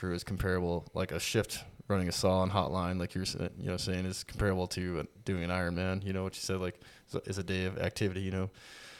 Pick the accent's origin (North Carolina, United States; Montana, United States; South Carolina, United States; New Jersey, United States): Montana, United States; Whitehall; We're both from Whitehall, Montana.